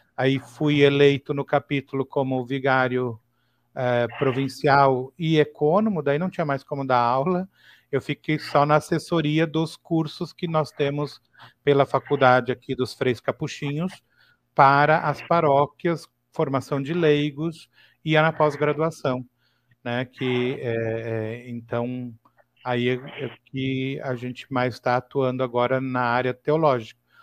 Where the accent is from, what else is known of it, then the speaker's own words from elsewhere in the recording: Torres, Rio Grande do Sul, Brazil; eu sou aqui do Rio Grande do Sul, né? Eu nasci na cidade de Torres